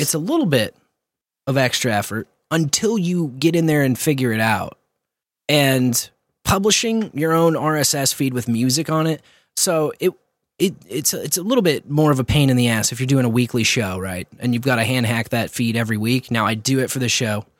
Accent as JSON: {"language": "English", "town": "Kearney", "region": "Missouri", "country": "United States", "tie": "born or raised there", "said": "my hometown, Kearney"}